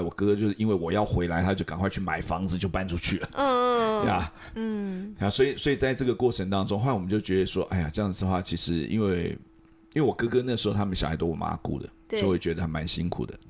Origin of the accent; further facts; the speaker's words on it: Taipei, Taiwan; 因为我从小在台北出生长大嘛，